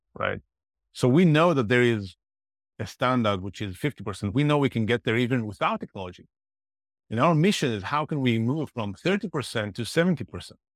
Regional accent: Israel; moved away; I'm originally from Israel

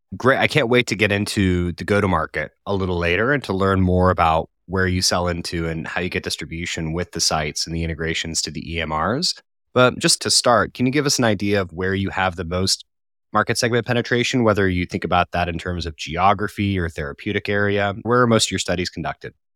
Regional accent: Colorado, United States; moved away as an adult; now in United Kingdom; I'm from Colorado, and I moved to the U K in twenty fifteen

